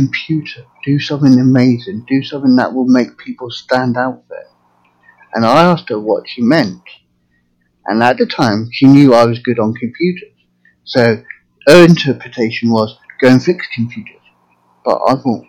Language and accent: English; England, United Kingdom; now in United States; I'm from England originally, but now living in America.